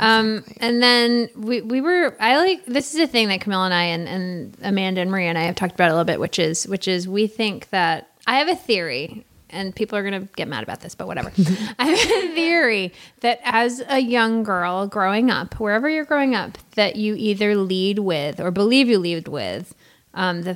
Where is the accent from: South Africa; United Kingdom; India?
India; Jammu and Kashmir; I'm from Kashmir in the north